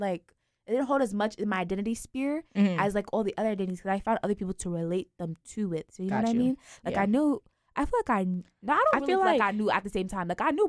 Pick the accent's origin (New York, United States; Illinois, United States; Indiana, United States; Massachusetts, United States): New York, United States; New York City; moved away; I was born in the Bronx.